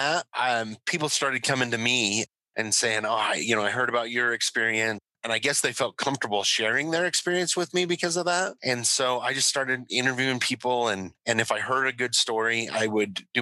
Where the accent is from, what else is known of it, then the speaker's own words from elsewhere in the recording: Hyrum, Utah, United States; I grew up here locally. I grew up in Hiram